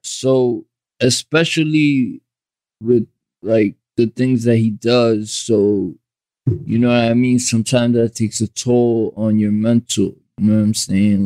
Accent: Jersey City, New Jersey, United States; also born or lived in Bayonne; I grew up in Jersey City and I ain't leave Jersey City for a long time

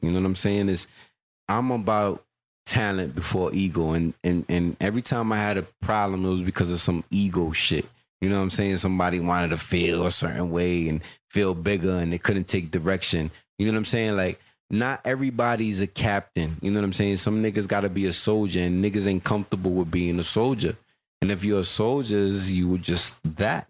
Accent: New York City, New York, United States; I was born in Queens

